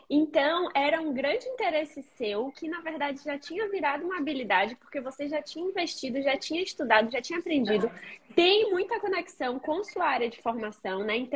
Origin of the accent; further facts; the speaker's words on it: Recife, Pernambuco, Brazil; Nossa, eu sou de Recife, né?